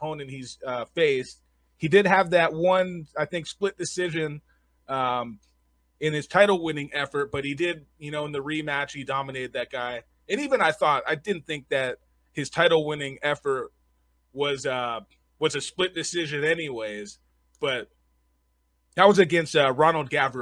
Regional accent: Southern California, United States; moved away as an adult; now in Las Vegas, United States; I come from Southern California

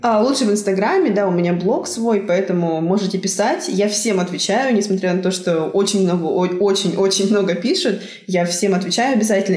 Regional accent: Tyumen, Tyumen Oblast, Russia; moved away as an adult; now in South Korea; я из Тюмени

